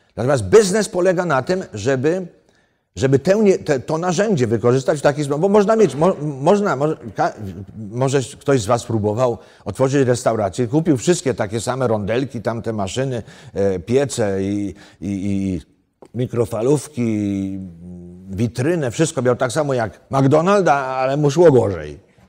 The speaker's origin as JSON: {"language": "Polish", "country": "Poland", "moved": "yes", "said": "ja jestem z gór"}